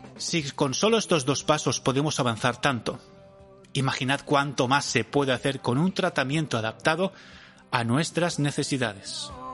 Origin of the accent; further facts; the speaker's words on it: a town about 55 km from Valencia, Valencian Community, Spain; desde mi pueblo a Valencia, que son unos 55